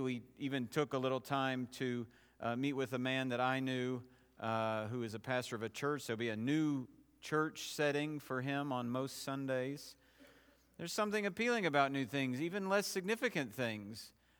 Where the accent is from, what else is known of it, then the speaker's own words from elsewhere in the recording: Knoxville, Tennessee, United States; The church I grew up in Knoxville just last week introduced a man to the congregation who will in all likelihood be their new senior pastor.